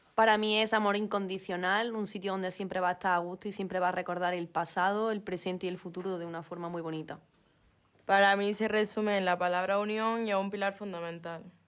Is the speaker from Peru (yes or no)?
no; Granada, Andalusia, Spain; la mayoría somos de Granada